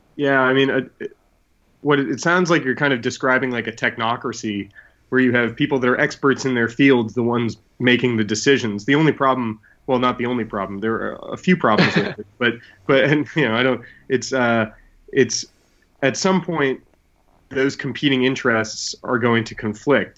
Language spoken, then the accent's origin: English; New England, United States; I grew up in New England where we have a town meeting system